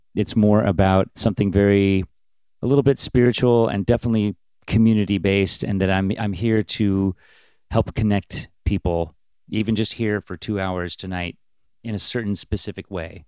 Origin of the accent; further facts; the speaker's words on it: Bellingham, Washington, United States; also born or lived in Seattle; we were even from a little town, just like … was from Aberdeen. We were from Bellingham